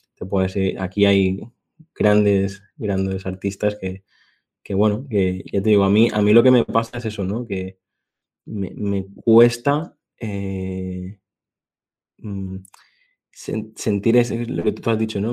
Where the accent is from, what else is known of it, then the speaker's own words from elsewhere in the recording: Mallorca, Balearic Islands, Spain; mi tierra y te puedo decir que si un día vienes por aquí, por, por Mallorca